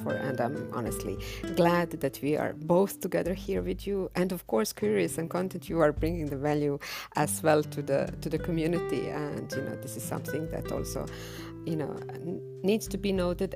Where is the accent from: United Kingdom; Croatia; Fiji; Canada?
Croatia; I'm swimming from Croatia, Europe, the land in which Nikola Tesla was born